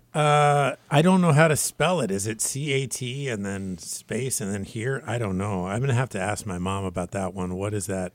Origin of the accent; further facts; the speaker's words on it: Washington, United States; I'm from Washington State